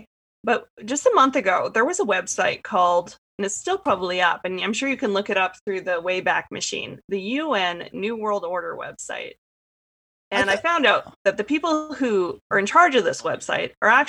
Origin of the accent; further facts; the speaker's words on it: Canada; I'm Canadian